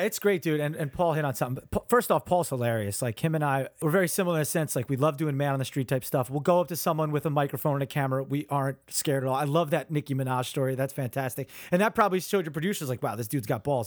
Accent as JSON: {"language": "English", "region": "New Jersey", "country": "United States", "said": "I'm, I'm central Jersey"}